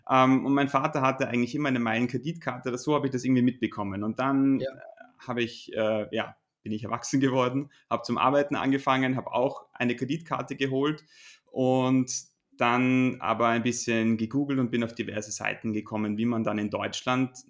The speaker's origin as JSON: {"language": "German", "country": "Austria", "said": "wie man als Österreicher ähm, einen deutschen App Store Account erstellen kann"}